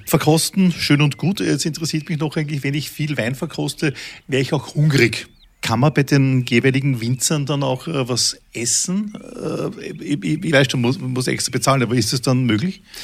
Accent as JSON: {"language": "German", "region": "Vienna", "country": "Austria", "said": "als Wiener"}